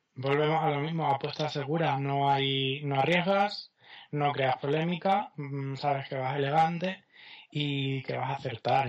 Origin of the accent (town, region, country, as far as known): Extremadura, Spain